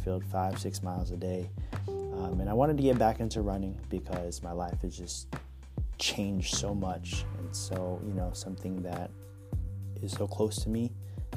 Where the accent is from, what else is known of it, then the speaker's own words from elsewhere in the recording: Bay Area, California, United States; I grew up in the Bay Area here in California